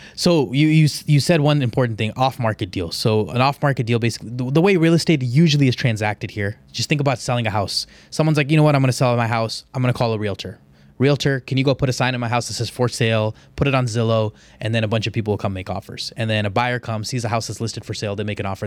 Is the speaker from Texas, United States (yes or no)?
yes; Houston, Texas, United States; I'm from Houston. I know Houston like the back of my hand